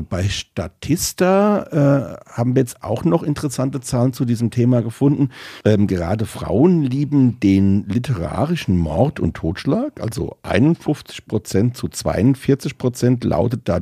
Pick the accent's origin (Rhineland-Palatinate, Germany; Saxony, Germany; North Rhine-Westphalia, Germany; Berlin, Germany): Rhineland-Palatinate, Germany; Rhenish Hesse; also born or lived in Hanover; bei uns in Rheinhessen